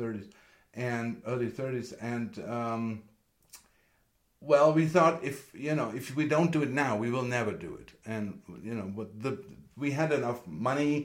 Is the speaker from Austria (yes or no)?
yes; Vienna, Austria; moved away as an adult; also born or lived in Germany / Los Angeles, United States; now in Santa Fe, United States; I was born in Germany and grew up in Austria, and then I moved with my wife to LA in 2003